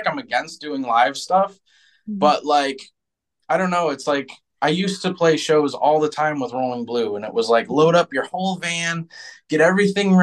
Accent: Michigan, United States; Where are you from? And I'm like, Michigan

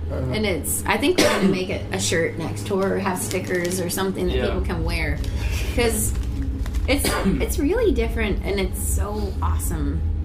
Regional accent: Florida, United States; moved away as an adult; also born or lived in Los Angeles; now in Tampa, United States; We grew up in like a small cow town, middle of Florida, where not much was happening really.

